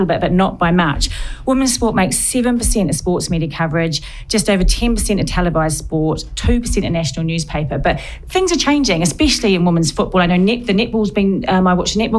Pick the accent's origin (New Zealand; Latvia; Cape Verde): New Zealand; moved away as an adult; also born or lived in Warley, England; now in England; I'm from New Zealand, and it was all about sport. My sister played netball for New Zealand